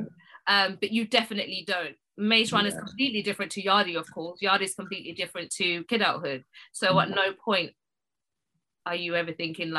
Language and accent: English; United Kingdom; I think because I am Black British, I think I know who Amel is.